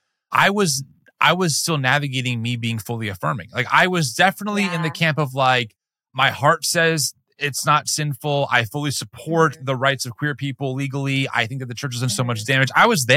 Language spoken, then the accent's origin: English; New Jersey, United States; And we're from the East Coast. Like in Jersey